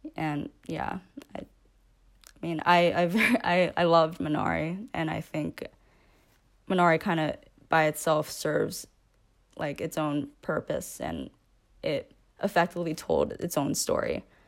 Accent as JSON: {"language": "English", "region": "New York", "country": "United States", "tie": "born or raised there", "said": "born and raised in America and in a majority white county in New York"}